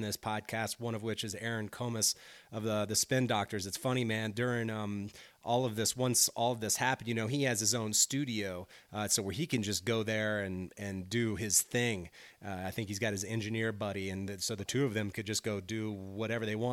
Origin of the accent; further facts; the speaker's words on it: near New Orleans, Louisiana, United States; moved away; also born or lived in Brooklyn, New York; I grew up near New Orleans